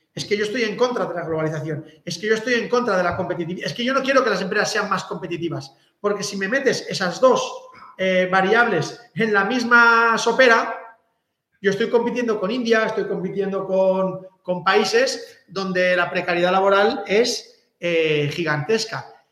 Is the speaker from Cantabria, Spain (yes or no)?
no; Catalonia, Spain; soy catalán